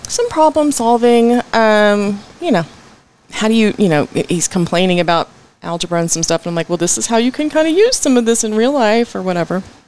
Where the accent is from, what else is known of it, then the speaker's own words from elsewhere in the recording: Arlington, Texas, United States; also born or lived in Washington, D.C. / Odessa, Texas; now in Fort Worth, United States; my formative years were in Odessa. So we moved here to Arlington when I was about 7 mm-hmm. And then I grew up in Arlington